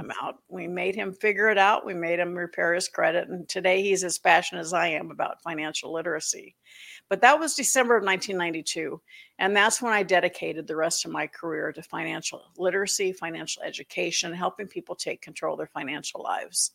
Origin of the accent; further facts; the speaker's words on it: Florida, United States; moved away; also born or lived in Atlanta; growing up in Florida